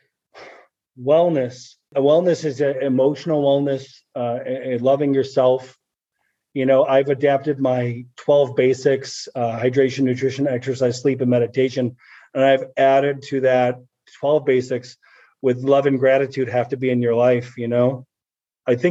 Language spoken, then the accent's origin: English; Chicago, Illinois, United States; moved away; I come from Chicago and not in probably a tougher part of Chicago